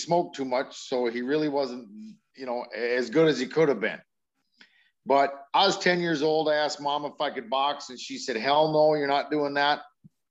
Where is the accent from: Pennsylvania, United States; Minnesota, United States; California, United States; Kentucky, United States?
Minnesota, United States; Brainerd; I was from Brainerd the whole time